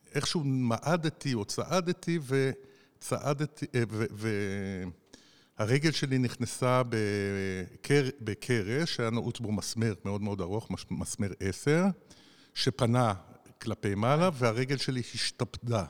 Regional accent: Nahariya, Northern District, Israel; עברתי באתר בנייה בדרך מבית הספר בנהריה, גדלתי בנהריה

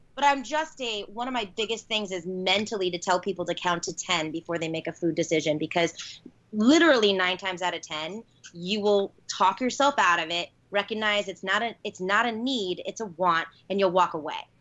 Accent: Chicago, Illinois, United States; born and bred in Chicago, one of the best cities in the world

